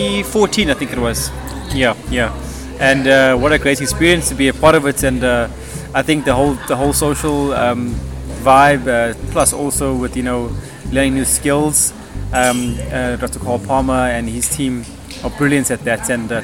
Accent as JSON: {"language": "English", "region": "KwaZulu-Natal", "country": "South Africa", "said": "I'm from KwaZulu-Natal. I am currently a PhD student at the university there"}